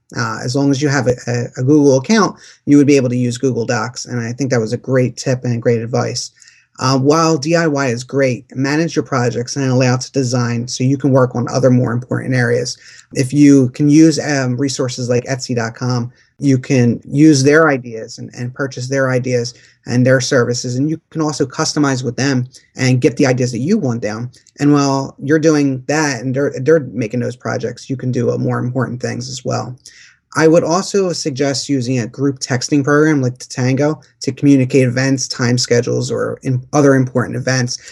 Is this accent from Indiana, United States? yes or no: no; Philadelphia, Pennsylvania, United States; We're from Philadelphia, and we have that Rocky mentality